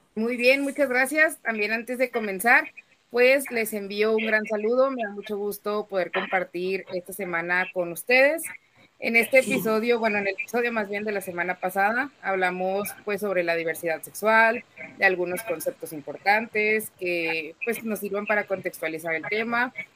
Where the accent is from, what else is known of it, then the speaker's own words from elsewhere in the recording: Comarca Lagunera, Mexico; aquí en la laguna, de donde yo soy